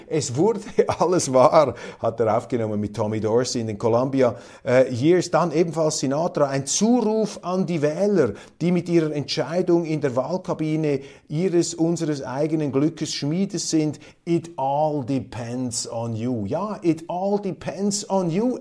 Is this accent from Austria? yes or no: no; Switzerland; Wir haben in der Schweiz